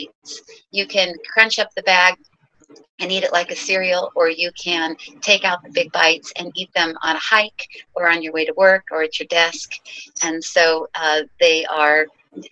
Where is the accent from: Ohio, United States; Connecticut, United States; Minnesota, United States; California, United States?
California, United States; Ojai; also born or lived in New York; I came back to my hometown, which is Ojai, California, small little town in the mountains of near Santa Barbara